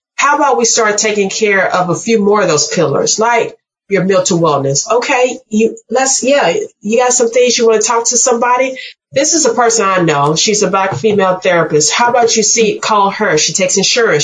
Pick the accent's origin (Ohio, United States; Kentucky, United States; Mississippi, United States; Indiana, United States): Mississippi, United States; I'm from Mississippi